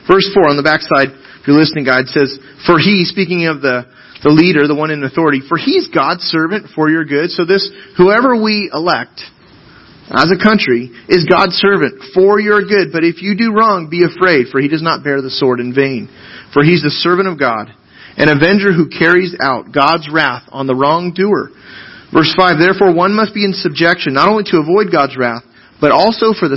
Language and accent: English; United States; American citizens